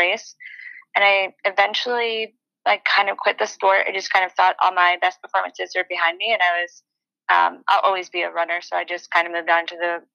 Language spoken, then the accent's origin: English; New York, United States; moved away as an adult; also born or lived in Colorado / Arizona / North Carolina / Manhattan, New York; now in Austin, United States; I'm from New York, and I had been living in Colorado, and before that, Arizona, and before that, North Carolina. So I was kind of just ready to kind of move back home, see my family